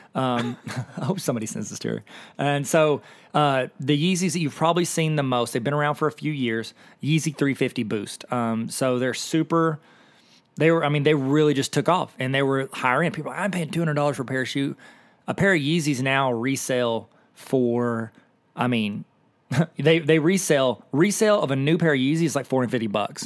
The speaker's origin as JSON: {"language": "English", "town": "Akron", "region": "Ohio", "country": "United States", "said": "We're both kids from Akron"}